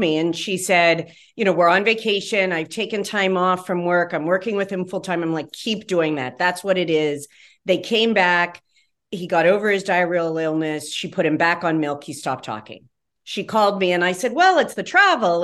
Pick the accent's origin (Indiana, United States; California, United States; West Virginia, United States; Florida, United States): West Virginia, United States; where I grew up in West Virginia